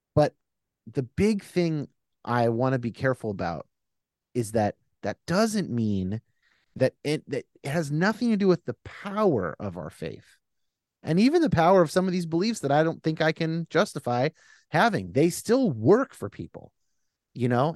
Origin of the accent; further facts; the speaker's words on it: California, United States; I'm a Californian